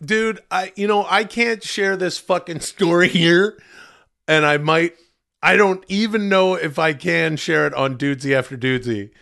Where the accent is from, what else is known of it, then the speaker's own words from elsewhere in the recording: Ladner, British Columbia, Canada; my home town, uh, farming and fishing village. Ladner